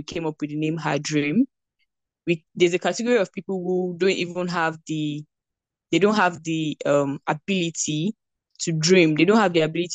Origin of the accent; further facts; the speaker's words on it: Nigeria; I am a Nigerian and I recently graduated from Obafemi